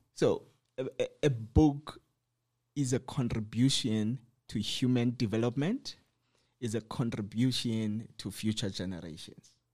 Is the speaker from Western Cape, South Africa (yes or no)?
yes; Cape Town, Western Cape, South Africa; I come from Cape Town, so I was staying in Khayelitsha